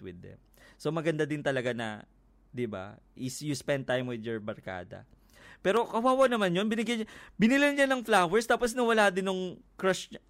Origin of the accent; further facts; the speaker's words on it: Quezon City, Metro Manila, Philippines; ano ako taga Quezon City ako. Malapit ako doon sa QAV. Sa Frisco lang ako eh